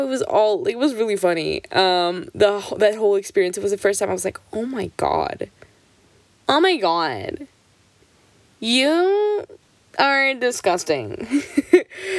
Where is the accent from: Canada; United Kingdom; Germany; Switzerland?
Switzerland; I'm Portuguese. My parents are both Portuguese, but I was born and raised in Switzerland. I never lived in Portugal